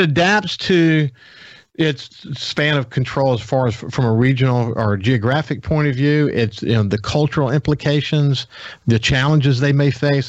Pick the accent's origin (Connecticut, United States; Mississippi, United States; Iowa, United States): Mississippi, United States; Gulfport; We grew up in Bellevue together in Gulfport.